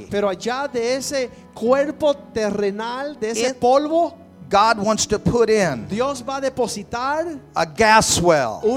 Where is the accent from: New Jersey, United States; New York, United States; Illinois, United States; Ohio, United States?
Ohio, United States; I was raised in Northwest Ohio.